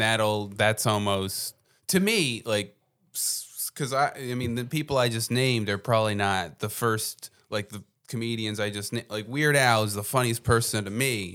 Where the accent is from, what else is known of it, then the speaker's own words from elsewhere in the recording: New Jersey, United States; moved away as an adult; now in Philadelphia, United States; I come from New Jersey